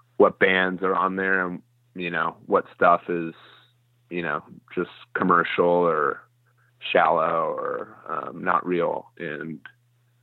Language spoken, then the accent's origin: English; Roswell, Georgia, United States; moved away as an adult; also born or lived in Athens, Georgia; now in Nashville, United States; I was probably 5 when I moved there. And I grew up there in Atlanta